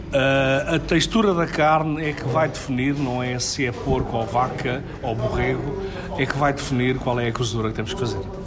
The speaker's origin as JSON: {"language": "Portuguese", "region": "Lisbon", "country": "Portugal", "tie": "born or raised there", "said": "era uma coisa tão comum em Lisboa, porque foi onde eu cresci"}